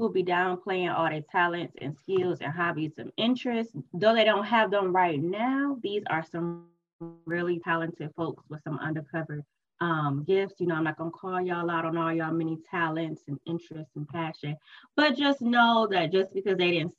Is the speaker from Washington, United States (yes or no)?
no; Detroit, Michigan, United States; I work with children and families, you know, in the Metro Detroit area. Was born and raised in Detroit. We've been in the Metro area for a couple years now.